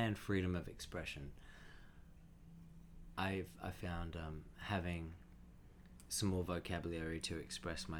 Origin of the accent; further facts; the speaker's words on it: Cherrybrook, New South Wales, Australia; also born or lived in Wahroonga; I grew up, born in Warunga, and grew up in Cherrybrook